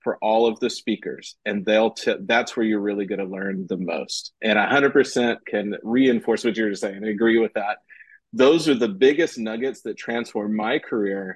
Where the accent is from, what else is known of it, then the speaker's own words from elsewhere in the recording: Austin, Texas, United States; In Austin. Yeah. In my hometown where I'm at right now